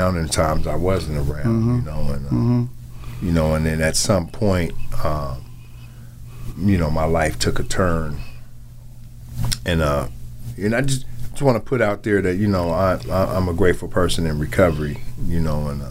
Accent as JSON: {"language": "English", "town": "Seattle", "region": "Washington", "country": "United States", "tie": "born or raised there", "also_born_or_lived": "Wichita, Kansas", "said": "I grew up here in Seattle."}